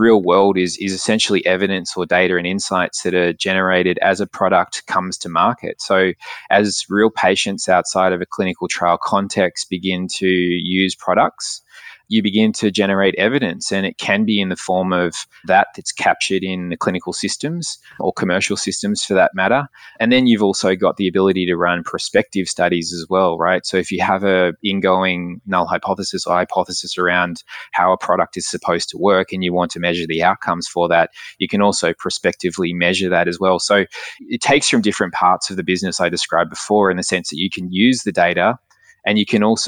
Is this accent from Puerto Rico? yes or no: no; Australia; moved away as an adult; also born or lived in London; I grew up in Australia